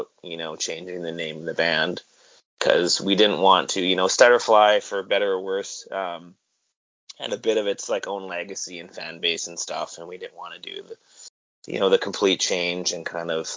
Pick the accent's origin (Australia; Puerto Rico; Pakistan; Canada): Canada; Kelowna, British Columbia; I grew up in Kelowna, and when I was young there was like 75,000 people here